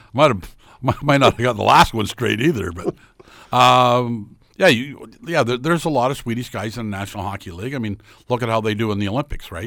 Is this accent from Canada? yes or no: yes; Lynden, Ontario, Canada; my hometown of Linden